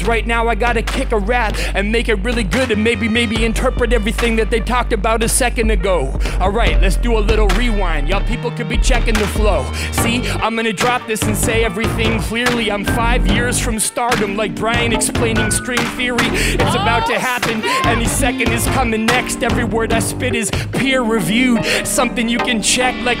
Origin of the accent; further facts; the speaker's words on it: Western Canada, Canada; I'm from Western Canada